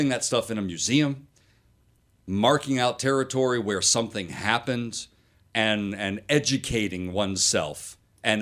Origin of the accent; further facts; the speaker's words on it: South Carolina, United States; I grew up in South Carolina for the most part